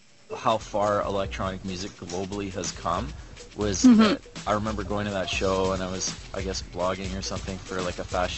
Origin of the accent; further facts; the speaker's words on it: Ontario, Canada; moved away; I grew up in Ontario